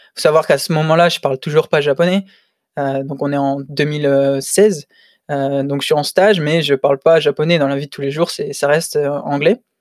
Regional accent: Lille, Hauts-de-France, France; moved away as an adult; now in Tokyo, Japan; je suis lillois.

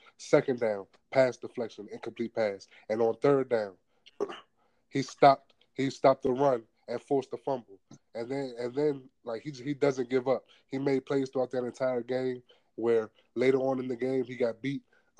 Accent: Washington, District of Columbia, United States; my hometown, D.C.

